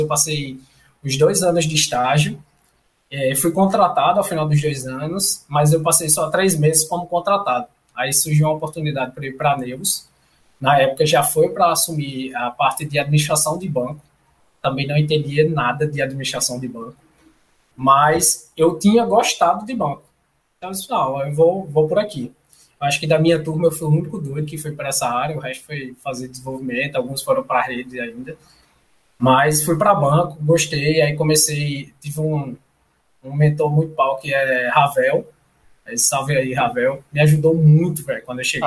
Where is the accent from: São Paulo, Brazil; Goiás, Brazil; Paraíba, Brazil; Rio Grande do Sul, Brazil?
Paraíba, Brazil; João Pessoa; moved away as an adult; also born or lived in Belo Horizonte; eu sou de João Pessoa, é, nascido e criado, graças a Deus, aqui